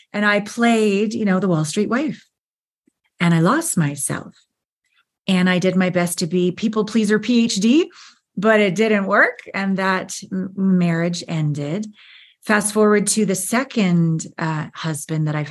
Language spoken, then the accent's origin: English; Canada; moved away as an adult; also born or lived in Los Angeles / Japan / New York; I'm from Canada. I'd moved to LA to be a dancer and a model